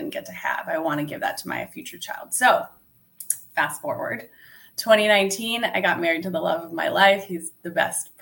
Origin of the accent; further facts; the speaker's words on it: Italy; now in United States; I was actually born and raised in Italy. And when my parents split up, my mom moved my brother and me to the US